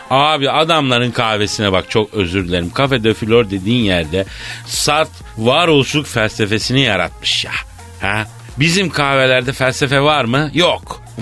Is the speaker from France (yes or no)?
yes; France; first language French; Turkish is a second language; now in Turkey; benim ana dilim Fransızca.